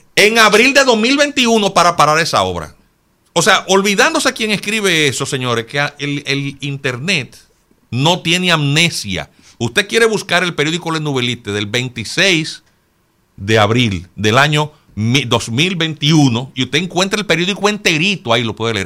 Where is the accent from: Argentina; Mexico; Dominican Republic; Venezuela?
Dominican Republic; yo como dominicano